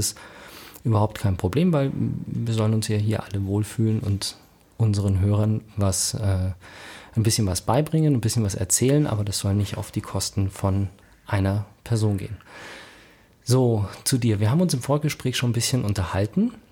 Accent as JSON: {"language": "German", "country": "Germany", "said": "dass ich ja als Deutscher mit Migrationshintergrund zähle und man es mir nicht ansieht"}